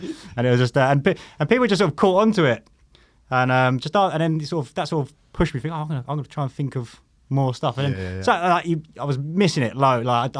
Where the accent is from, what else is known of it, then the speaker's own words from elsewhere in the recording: London, United Kingdom; also born or lived in Australia; I'm from Sutton.